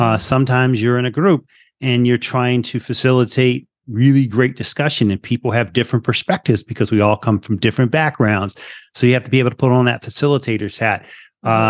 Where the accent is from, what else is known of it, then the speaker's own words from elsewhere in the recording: Philadelphia, Pennsylvania, United States; moved away; also born or lived in Las Vegas; I'm originally from Philly. So I'm an inner city kid